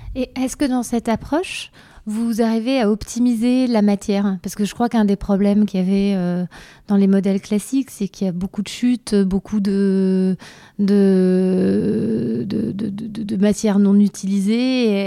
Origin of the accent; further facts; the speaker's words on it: Vosges, Grand Est, France; je viens des Vosges